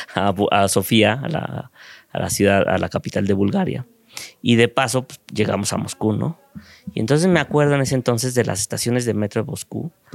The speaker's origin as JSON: {"language": "Spanish", "country": "Mexico", "said": "como mexicano en un mundo globalizado"}